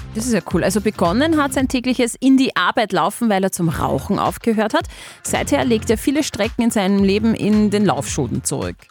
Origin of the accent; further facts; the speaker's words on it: Austria; wir Österreicher